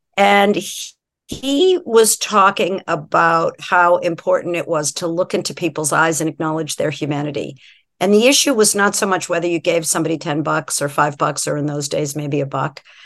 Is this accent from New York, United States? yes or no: no; just outside of Boston, Massachusetts, United States; moved away as an adult; also born or lived in San Francisco; I grew up just outside of Boston